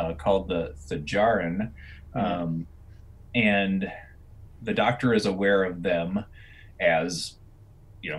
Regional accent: United States; growing up in the United States

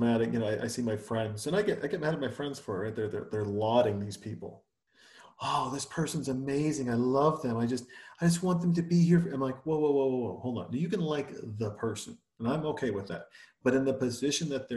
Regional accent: Montana, United States; I'm from Montana. I'm a fucking Yankee

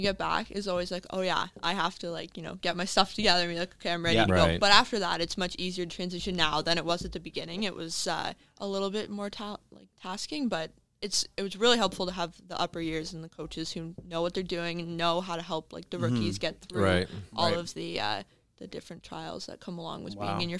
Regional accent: Cornwall, Ontario, Canada; It works out well for my roommate and I because we are from Cornwall, so it's on a Sunday night. So we can like go home, have supper before, then go to soccer.

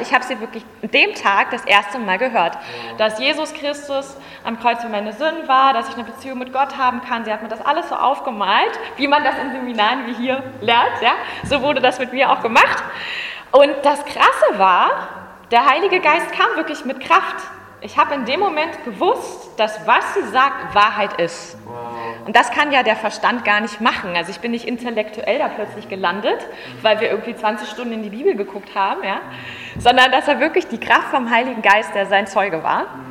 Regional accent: Berlin, Germany; Ich bin Urberliner, ich komme auch aus Ostberlin

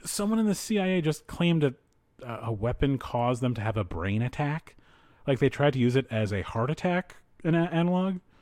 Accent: East Coast, United States; moved away; I grew up on the East Coast

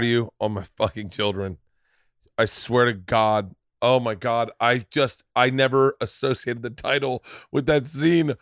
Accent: Florida, United States; growing up in Florida

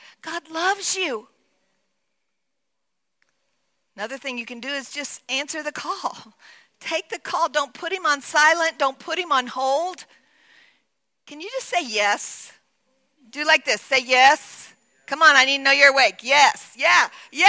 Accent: Texas, United States; as a little like 10, 12-year-old girl in Texas

